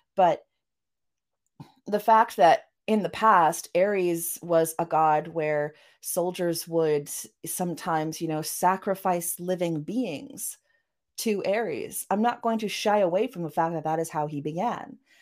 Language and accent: English; Vancouver, British Columbia, Canada; accent: Vancouver; also born or lived in Norway; I was raised, you know, going between uh, Norway and Canada, although I spent most of my time in Canada. Um, as you can hear from my accent, I yeah, Def- know, definitely that Vancouver that Vancouver accent of mine